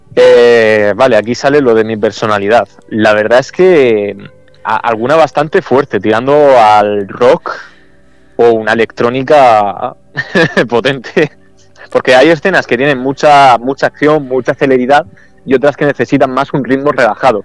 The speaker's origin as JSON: {"language": "Spanish", "town": "El Palmar", "region": "Region of Murcia", "country": "Spain", "said": "aquí en mi pueblo, en El Palmar"}